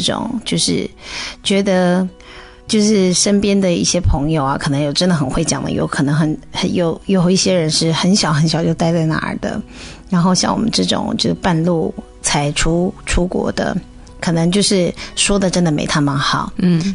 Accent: China; moved away as an adult; 我们中国人

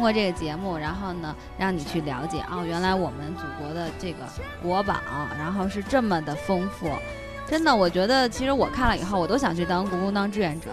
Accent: China; 有一种作为中国人的骄傲的那种感觉

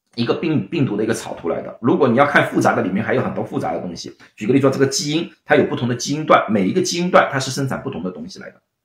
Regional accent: Shanghai, China; now in San Francisco, United States; 我是上海人，就是浦西浦东嘛

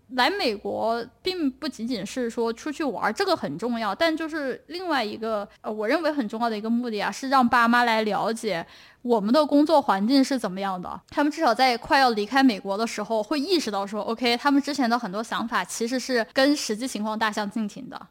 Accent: Chongqing, China; now in United States; 我是重庆人

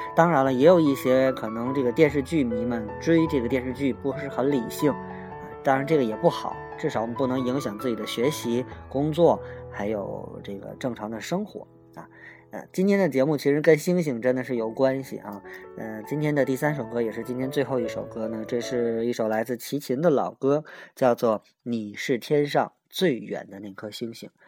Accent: China; 我们中国人

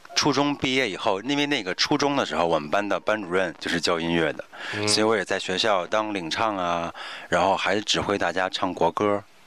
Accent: Beijing, China; 作为北京人

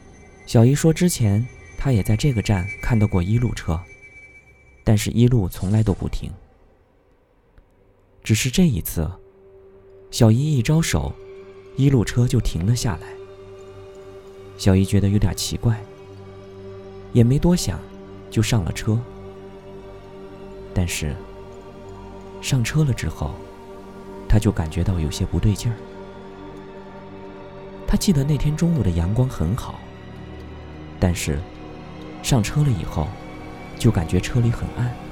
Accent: a small county town in Sichuan, China; 我的家乡在四川的一个小县城里。

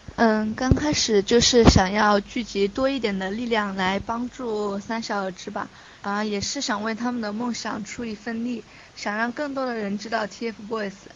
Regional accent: Chongqing, China; 我是重庆人

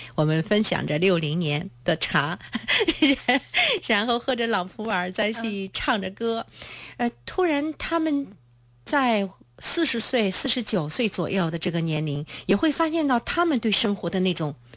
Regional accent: China; 我们中国人

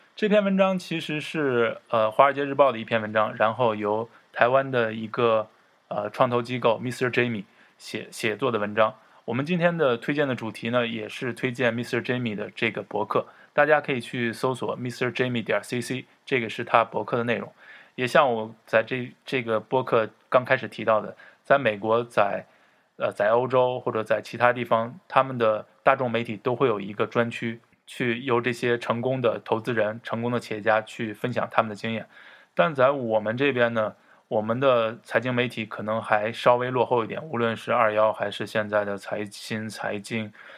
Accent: China; 我们中国人

